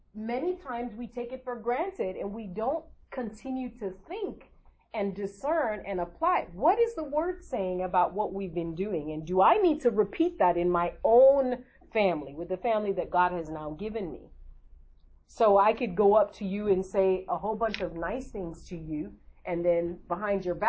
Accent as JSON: {"language": "English", "country": "Nigeria", "tie": "born or raised there", "said": "as a Nigerian growing up"}